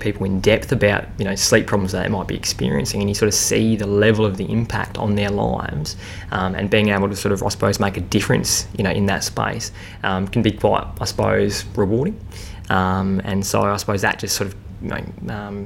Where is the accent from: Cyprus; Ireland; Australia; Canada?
Australia; South Australia; I'm from South Australia originally